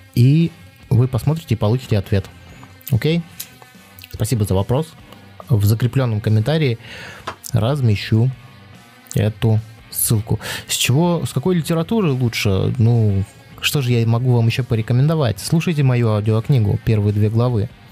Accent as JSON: {"language": "Russian", "country": "Belarus", "accent": "Belarusian", "said": "мне сразу все говорят, ты белорус. Хотя я белорусскую мову плохо знаю, ну, в школе учил"}